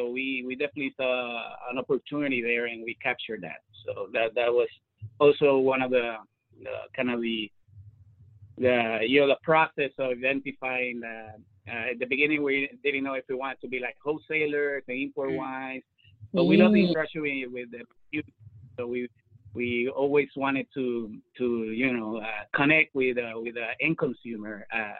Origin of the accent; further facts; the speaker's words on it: Chile; moved away as an adult; now in Washington, United States; I'm from Chile, co-founder of Gran Cata. Arrived to DC around 12 years ago, and wine was always part of my life. You know, in Chile, you have so many wines